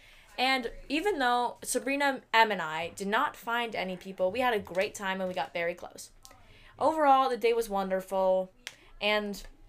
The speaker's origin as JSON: {"language": "English", "town": "Glencoe", "region": "Illinois", "country": "United States", "said": "It's my sixth summer at Chippewa, and I'm from Glencoe, Illinois."}